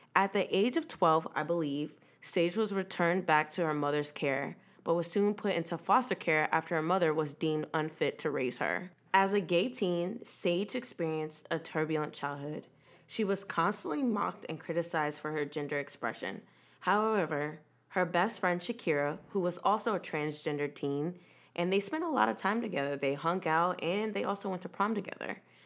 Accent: Virginia, United States; I'm from Virginia

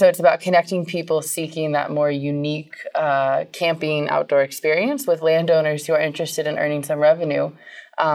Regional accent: California, United States; I grew up camping in California

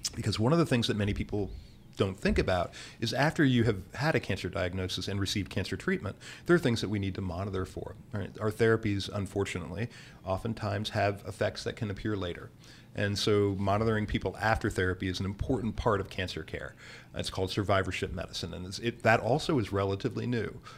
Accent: Bethlehem, Pennsylvania, United States; now in New Orleans, United States; I was born and raised in Bethlehem, Pennsylvania

